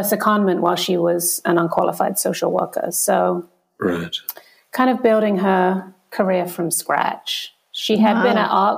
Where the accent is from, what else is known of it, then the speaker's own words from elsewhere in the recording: Kent, South East England, United Kingdom; also born or lived in Liverpool; I was born in Liverpool, but then grew up. I was raised in Kent.